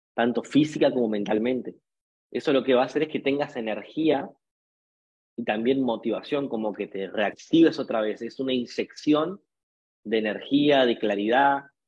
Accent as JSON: {"language": "Spanish", "country": "Argentina", "said": "en mi país, en un país hiperdevaluado"}